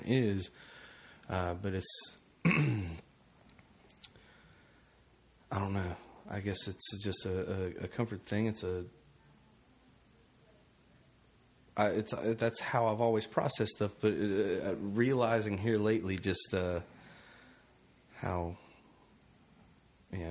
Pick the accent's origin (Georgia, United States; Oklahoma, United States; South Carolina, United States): South Carolina, United States; Florence; I was raised in Florence